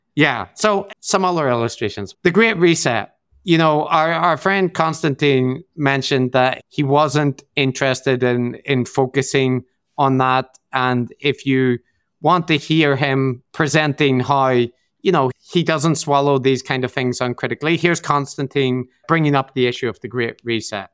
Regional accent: Northern Ireland, United Kingdom; I'm from Northern Ireland

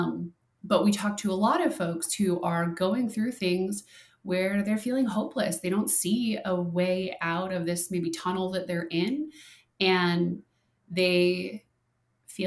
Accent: Minnesota, United States; now in Arizona, United States; I'm from Minnesota

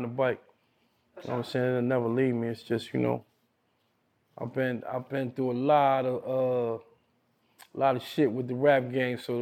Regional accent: New York City, New York, United States; I'm from Brooklyn

